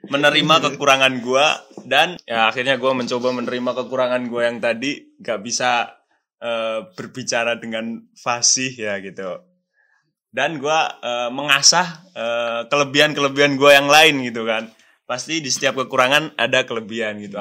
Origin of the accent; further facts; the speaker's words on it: Java, Indonesia; accent: Javanese; suara gue kayak gini logat gue logat jawa banget kan ya